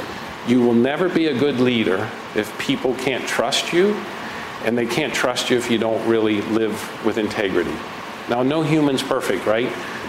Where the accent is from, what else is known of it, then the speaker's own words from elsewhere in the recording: Midwest, United States; And I'm from the Midwest, and now I have a project that aligns.